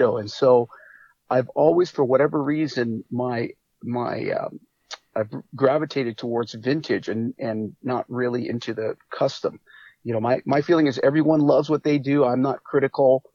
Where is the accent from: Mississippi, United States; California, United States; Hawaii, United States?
Hawaii, United States; I grew up in Hawaii